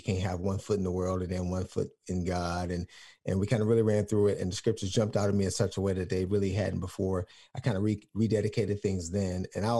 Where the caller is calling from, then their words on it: Texas, United States; I am calling in from Texas.